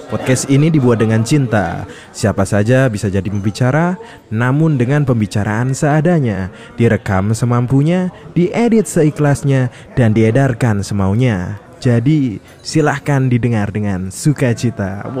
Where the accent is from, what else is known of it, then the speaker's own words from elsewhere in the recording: Surabaya, East Java, Indonesia; Karena kita warga Surabaya, jadi kita tidak tahu situasinya iya. bagaimana.